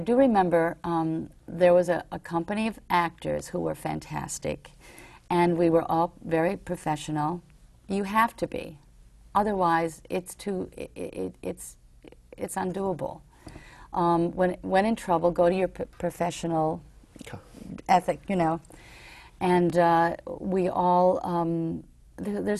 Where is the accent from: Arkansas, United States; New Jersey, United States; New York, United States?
New York, United States; growing up in New York